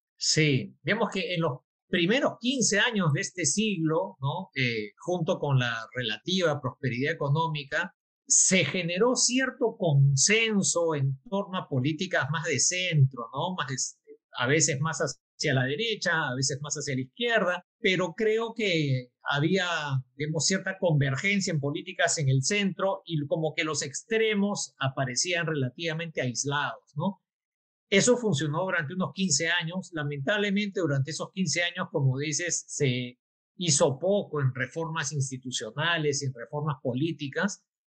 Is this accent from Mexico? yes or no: no; Peru